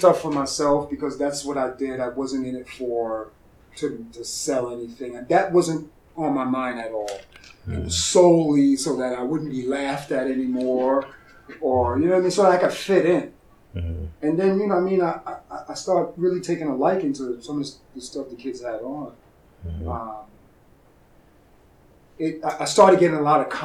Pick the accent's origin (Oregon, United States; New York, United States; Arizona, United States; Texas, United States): New York, United States; New York City; now in Charlotte, United States; Growing up in New York